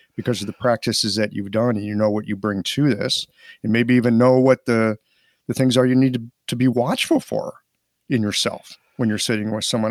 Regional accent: St. Louis, Missouri, United States; moved away as an adult; I'm just this, like, hick from Missouri

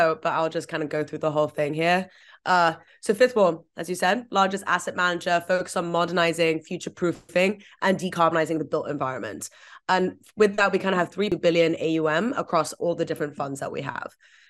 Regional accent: Vietnam; also born or lived in Hong Kong; I grew up in Vietnam and Hong Kong mostly. I think some of the worst parts of climate change were just kind of front and center for me from such a young age.

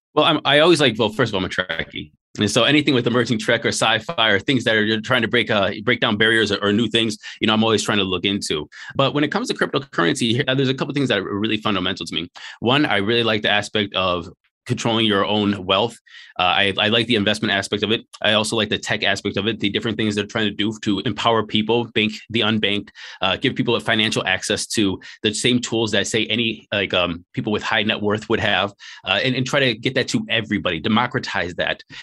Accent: Cleveland, Ohio, United States; moved away as an adult; also born or lived in Hawaii / China / Taiwan; born and raised in Northeast Ohio in a place called Slavic Village in a place in, uh, Cleveland, Ohio.

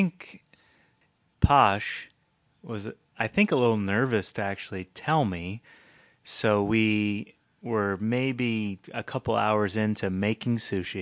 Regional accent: Portland, Oregon, United States; I grew up in Portland

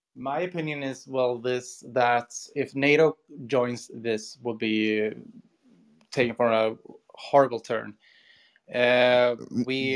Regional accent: Sweden; I'm from Sweden, Europe

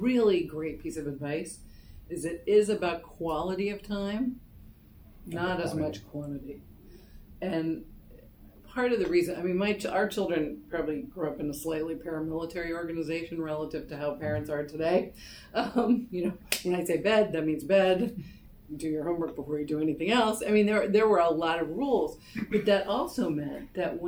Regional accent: New York City, New York, United States; I am from New York City. I currently live 10 blocks from where I grew up

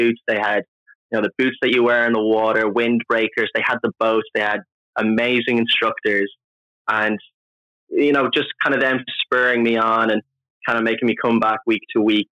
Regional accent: Dublin, Leinster, Ireland; moved away; Born and raised in Ireland, Dublin, kind of South Dublin.

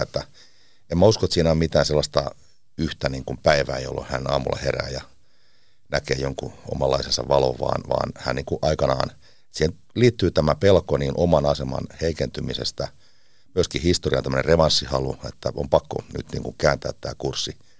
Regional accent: Seinäjoki, South Ostrobothnia, Finland; also born or lived in Teuva; now in Washington, United States; Mä oon Seinältä kotoisin

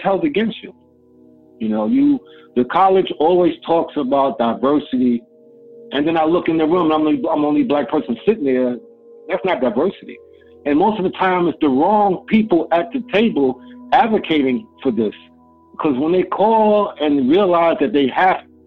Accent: United States; I grew up in America

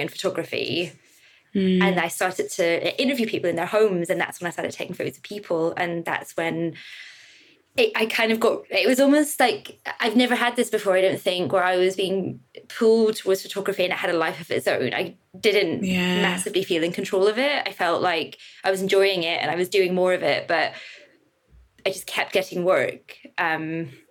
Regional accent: Northern Ireland, United Kingdom; moved away as an adult; also born or lived in England; now in London, United Kingdom; I grew up in Northern Ireland, you know, 80s, 90s.

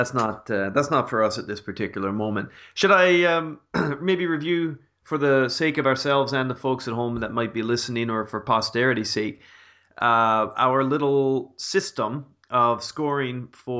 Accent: Canada; moved away; growing up in Canada, especially when I went to university

